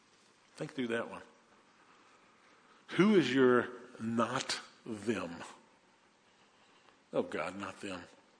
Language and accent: English; New Orleans, Louisiana, United States; I grew up in New Orleans in the 1960s. I was born in 54, so I was in elementary school, junior high school in the 60s, graduated high school in 72.